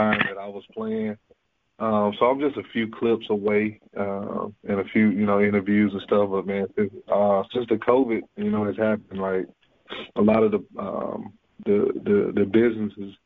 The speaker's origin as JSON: {"language": "English", "town": "McComb", "region": "Mississippi", "country": "United States", "tie": "born or raised there", "said": "growing up in Macomb, man, you know, there was no NBA players"}